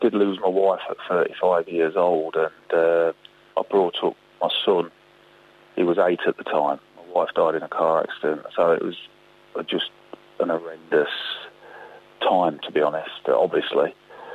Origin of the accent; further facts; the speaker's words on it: Boston, East Midlands, United Kingdom; Boston United, but that was my hometown club. It's where I'm from